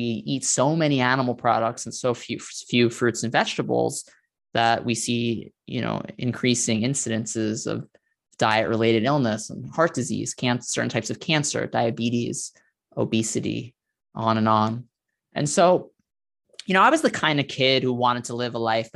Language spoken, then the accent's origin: English; New York City, New York, United States; I grew up in Staten Island, New York